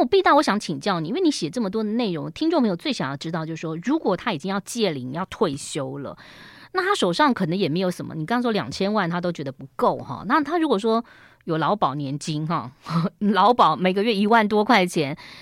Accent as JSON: {"language": "Chinese", "country": "Taiwan", "said": "我们台湾人好喜欢装潢哦"}